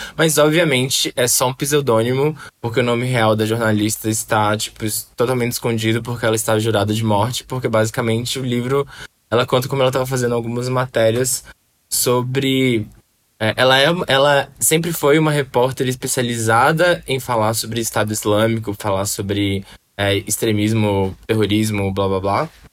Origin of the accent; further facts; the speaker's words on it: Belo Horizonte, Minas Gerais, Brazil; now in São Paulo, Brazil; Belo Horizonte, de onde eu sou